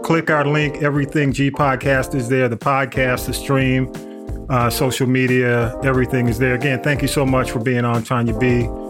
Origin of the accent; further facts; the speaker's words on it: Atlanta, Georgia, United States; I grew up in Atlanta. I was a Grady baby, and I grew up, you know, went to Atlanta Public Schools up until high school. Then, you know, I got shipped off to Fulton County.